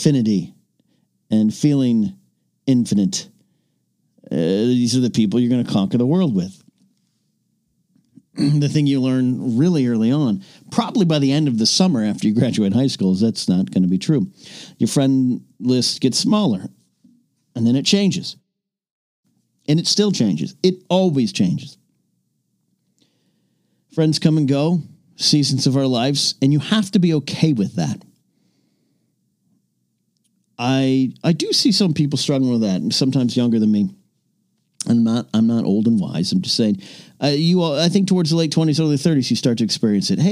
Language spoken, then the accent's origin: English; Arroyo Grande, California, United States; my hometown, of course, is Arroyo Grande, California